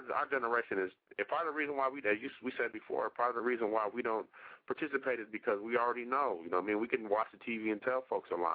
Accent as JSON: {"language": "English", "town": "Milwaukee", "region": "Wisconsin", "country": "United States", "tie": "born or raised there", "said": "Milwaukee, my hometown"}